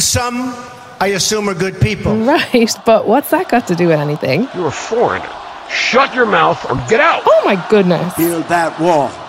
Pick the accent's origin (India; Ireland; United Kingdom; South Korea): Ireland; now in United States; I'm not French, I'm actually Irish